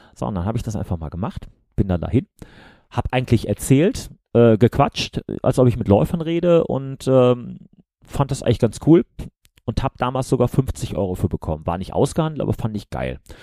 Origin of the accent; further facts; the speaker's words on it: Remscheid, North Rhine-Westphalia, Germany; ich komme aus Remscheid, also Bergisches Land für die Leute, die außerhalb von NRW wohnen